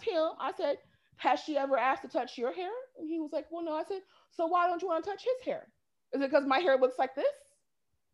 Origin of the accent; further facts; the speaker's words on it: Pacific Northwest, United States; moved away; growing up in the Pacific Northwest, racism is very watered down